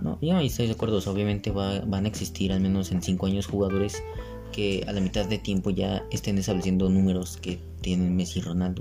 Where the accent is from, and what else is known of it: Mexico